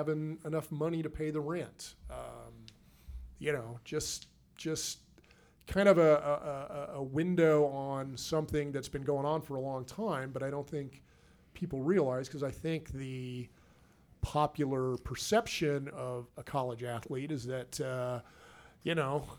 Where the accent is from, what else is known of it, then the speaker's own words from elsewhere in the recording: Seattle, Washington, United States; now in Salt Lake City, United States; I'm from Seattle